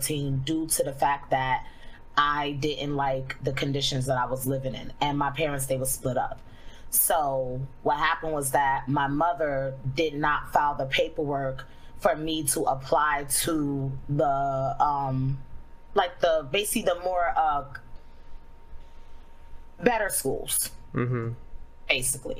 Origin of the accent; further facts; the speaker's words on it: New York City, New York, United States; I grew up in the hood. I grew up in Flatbush, Brooklyn